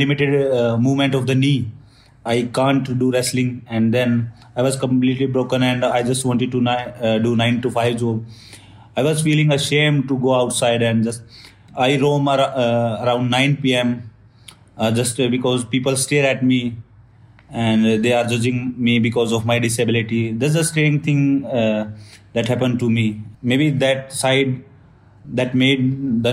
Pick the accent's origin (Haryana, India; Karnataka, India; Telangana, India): Haryana, India; Sonipat; I'm from Sonipat, Haryana village